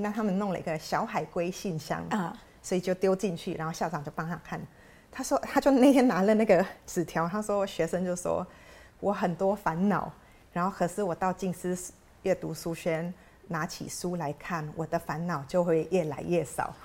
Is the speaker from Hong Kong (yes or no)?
no; Philippines; now in Taiwan; 我自己是菲律宾长大嘛，嗯。那菲律宾是一个天主教的国家，所以我从小念的学校就是天主教跟基督教的学校